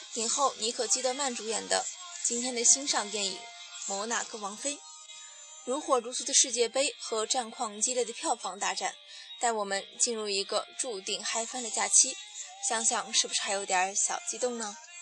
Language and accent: Chinese; Shanxi, China; 我是山西人